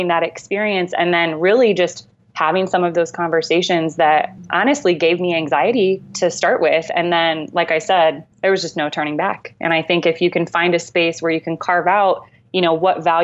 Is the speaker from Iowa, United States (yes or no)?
yes; Amana Colonies, Iowa, United States; I grew up in the Amana Colonies.